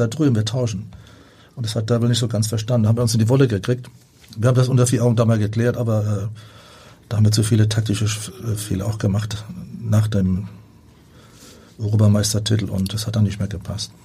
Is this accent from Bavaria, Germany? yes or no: no; Rhineland-Palatinate, Germany; bei uns in der Pfalz auf dem Dorf